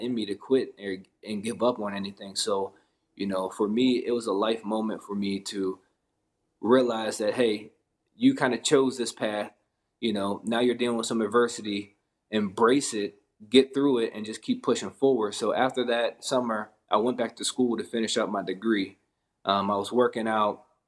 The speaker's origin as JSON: {"language": "English", "region": "Pennsylvania", "country": "United States", "tie": "born or raised there", "also_born_or_lived": "Essex, Maryland", "said": "majority of my life, I grew up in Pennsylvania, but I started out near uh, Baltimore area down in um, Essex area. So it was probably about the fifth grade we moved up to PA"}